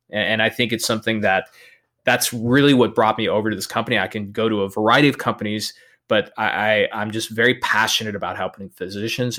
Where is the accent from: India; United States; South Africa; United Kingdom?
United States; El Paso, Texas; I'm born and raised in El Paso, Texas